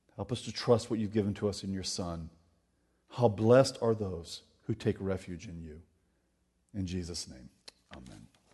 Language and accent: English; Florida, United States; I grew up in Florida.